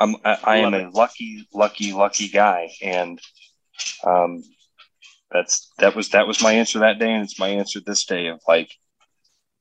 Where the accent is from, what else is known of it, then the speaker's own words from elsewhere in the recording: Pleasant Hill, Iowa, United States; I grew up in Pleasant Hill